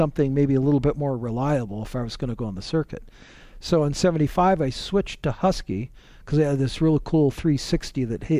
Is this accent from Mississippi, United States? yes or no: no; Oregon, United States; I was from Oregon.